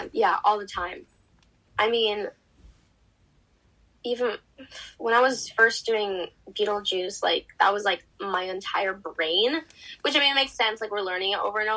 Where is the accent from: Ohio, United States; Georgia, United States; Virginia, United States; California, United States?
California, United States; also born or lived in Oregon / Seattle; I'm just from California because I was in California from like 6 to now, so I basically grew up there.